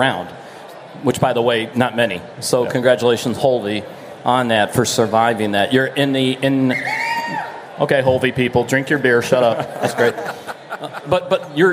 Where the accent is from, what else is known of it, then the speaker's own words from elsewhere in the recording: Florida, United States; I'm from Florida